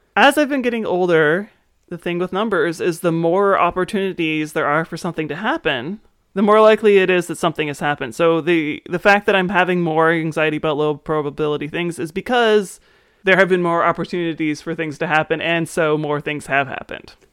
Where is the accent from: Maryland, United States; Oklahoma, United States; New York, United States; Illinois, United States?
Maryland, United States; growing up in Maryland